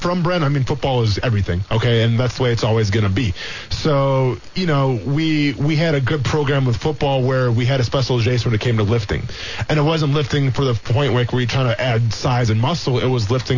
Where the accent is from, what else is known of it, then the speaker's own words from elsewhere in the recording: Iola, Wisconsin, United States; moved away; growing up in Iola